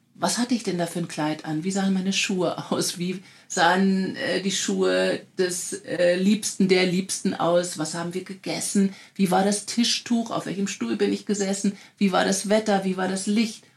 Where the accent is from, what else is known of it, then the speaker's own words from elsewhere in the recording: Germany; als Deutsche